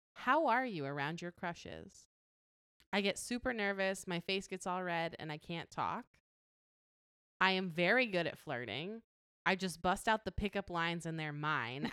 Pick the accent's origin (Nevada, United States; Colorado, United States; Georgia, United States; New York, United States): Nevada, United States; Las Vegas; I grew up in Las Vegas